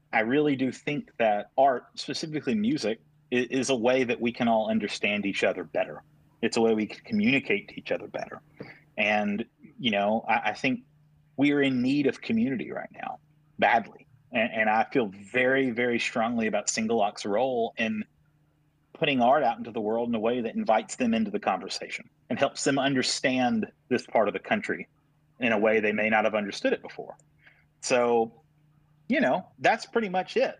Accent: Tuscaloosa, Alabama, United States; also born or lived in Shoals area, Alabama; I grew up in Tuscaloosa

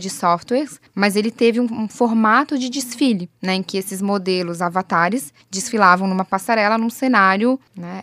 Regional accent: Florianópolis, Santa Catarina, Brazil; eu, como manezinha da ilha

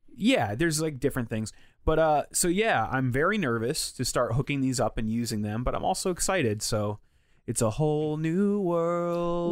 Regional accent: Connecticut, United States; growing up in Connecticut

